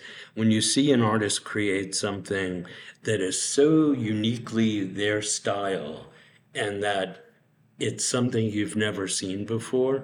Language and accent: English; Medford, Massachusetts, United States; now in Palm Springs, United States; I grew up in Medford, Massachusetts, which was maybe 5 miles north of Boston